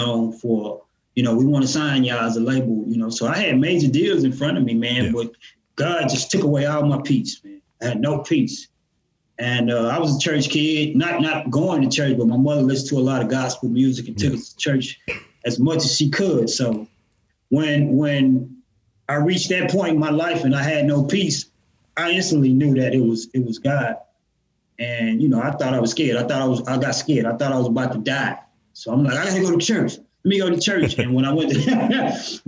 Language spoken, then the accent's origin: English; Houston, Texas, United States; also born or lived in Arlington, Texas; I'm a Houstonian. I was born in Arlington, Texas, but I don't remember nothing but Houston, man. Grew up in Trinity Garden, which is one of the roughest neighborhoods in Houston